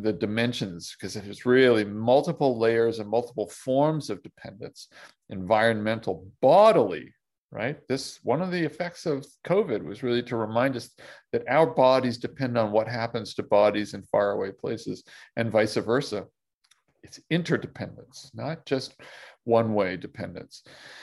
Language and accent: English; Toronto, Ontario, Canada; grew up in Toronto